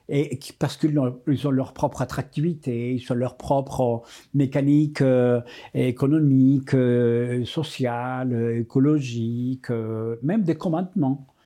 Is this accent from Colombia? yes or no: yes; Colombia; je suis né en Colombie et c'était un pays des ruralités